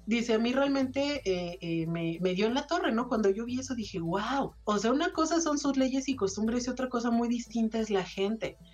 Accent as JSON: {"language": "Spanish", "country": "Mexico", "said": "salgamos como mexicanos"}